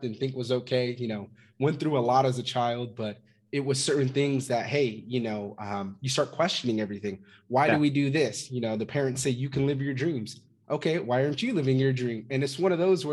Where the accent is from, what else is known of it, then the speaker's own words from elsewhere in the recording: Fresno, California, United States; I'm originally from Fresno, California. Grew up there.